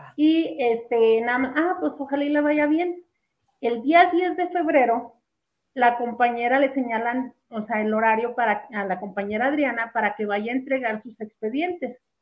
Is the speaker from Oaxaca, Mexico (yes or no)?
no; Jerez, Zacatecas, Mexico; yo estaba en la comunidad de donde soy, soy de Jerez